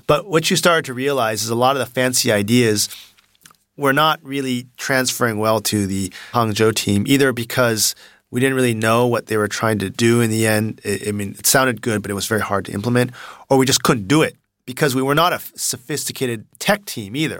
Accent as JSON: {"language": "English", "town": "Palo Alto", "region": "California", "country": "United States", "tie": "born or raised there", "moved": "as an adult", "lives_now": "China", "said": "I grew up in Palo Alto"}